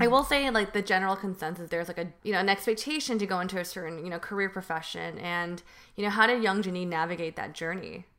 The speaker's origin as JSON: {"language": "English", "town": "Union City", "region": "California", "country": "United States", "tie": "born or raised there", "said": "I grew up in Union City"}